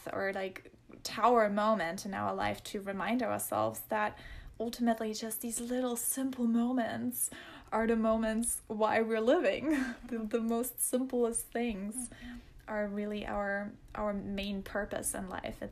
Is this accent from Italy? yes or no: no; Germany; moved away; That's where I grew up in Germany